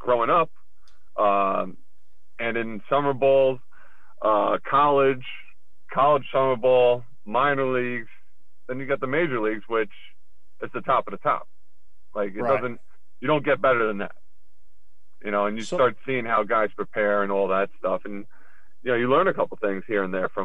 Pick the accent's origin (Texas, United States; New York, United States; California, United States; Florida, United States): New York, United States; Long Island; Growing up in Long Island, in my hometown